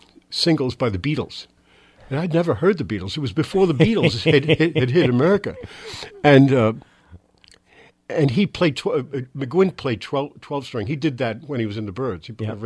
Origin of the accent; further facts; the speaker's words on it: New York City, New York, United States; moved away; Born and raised in Manhattan